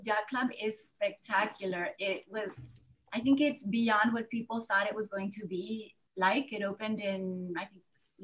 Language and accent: English; Key Biscayne, Florida, United States; also born or lived in Nicaragua; my sisters and I grew up on the Key